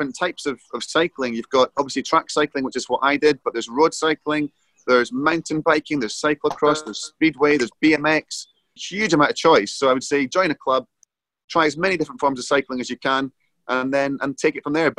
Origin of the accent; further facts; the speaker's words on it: Edinburgh, Scotland, United Kingdom; I was 10 when they came to Edinburgh, and that was my hometown